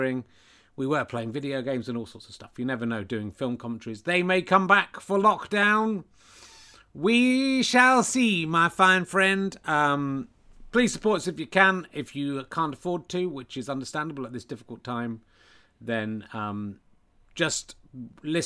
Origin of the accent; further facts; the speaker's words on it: England, United Kingdom; being from the UK and being English in particular